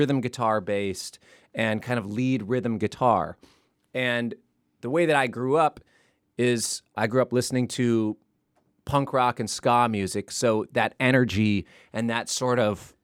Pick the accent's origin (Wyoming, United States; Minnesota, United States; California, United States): Minnesota, United States; Minneapolis; we grew up in Minneapolis